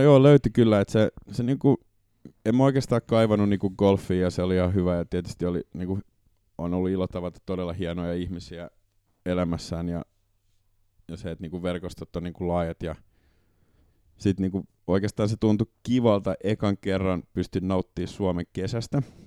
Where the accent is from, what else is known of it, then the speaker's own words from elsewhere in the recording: Porvoo, Uusimaa, Finland; Porvoosta, kun mä kotoisin